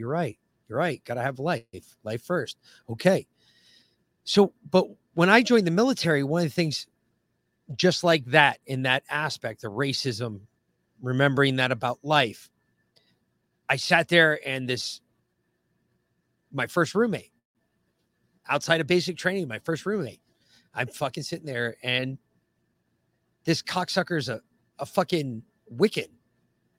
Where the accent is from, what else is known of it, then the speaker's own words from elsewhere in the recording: the North, United States; moved away as an adult; growing up in the North, we did. And then you move south